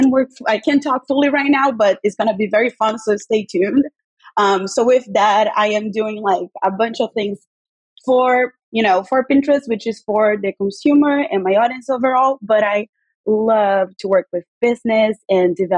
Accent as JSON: {"language": "English", "region": "Rio de Janeiro", "country": "Brazil", "tie": "born or raised there", "also_born_or_lived": "New York", "moved": "as an adult", "lives_now": "New Jersey, United States", "said": "I was born and raised in Rio, and now I live in America with my husband"}